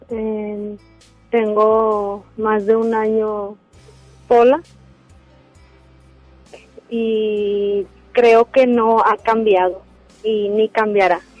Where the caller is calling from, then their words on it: Monterrey, Nuevo León, Mexico; De Monterrey.